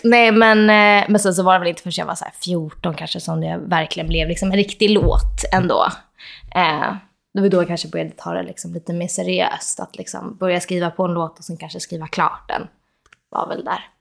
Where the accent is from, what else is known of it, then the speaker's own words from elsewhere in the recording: Solna, Stockholm County, Sweden; moved away as an adult; also born or lived in Los Angeles, United States; jag är faktiskt uppvuxen i, i Råsunda också